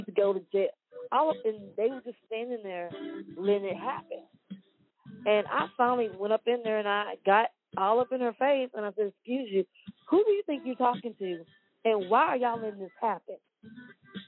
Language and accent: English; Wortham, Texas, United States; I grew up in Wortham. I graduated from Wortham.